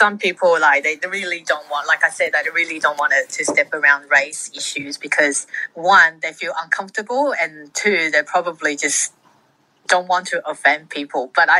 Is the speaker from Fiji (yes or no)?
yes; Fiji; born there; I was born in Fiji to Welsh / Kiwi parents.